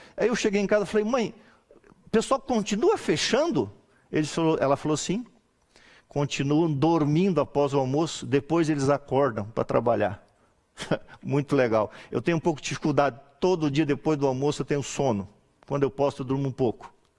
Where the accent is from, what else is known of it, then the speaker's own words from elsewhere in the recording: Bom Retiro, Santa Catarina, Brazil; moved away; Lá na minha cidade, em Bom Retiro, existe um costume muito interessante que, graças a Deus, até hoje não, não tiraram esse costume, essa tradição. E eu me criei com essa tradição na minha casa